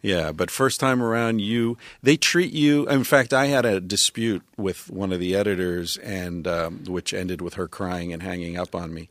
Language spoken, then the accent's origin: English; Pennsylvania, United States; I grew up in Pennsylvania